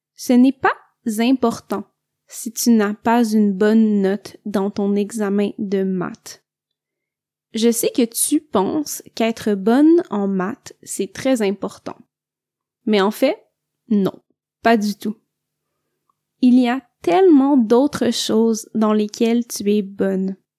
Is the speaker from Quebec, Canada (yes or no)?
yes; Quebec, Canada; je viens du Québec